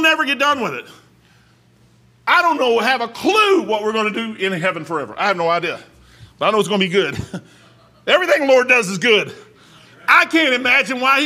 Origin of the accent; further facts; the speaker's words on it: Kentucky, United States; I'm from Kentucky